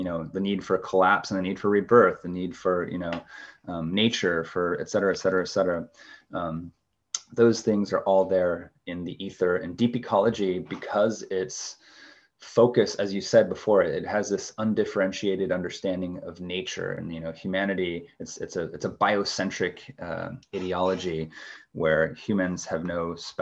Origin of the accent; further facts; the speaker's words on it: Pacific Northwest, United States; growing up in the Pacific Northwest